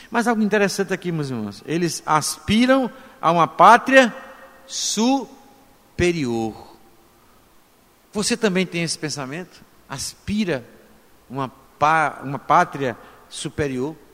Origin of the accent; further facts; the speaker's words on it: Brazil; A nacionalidade somos brasileiros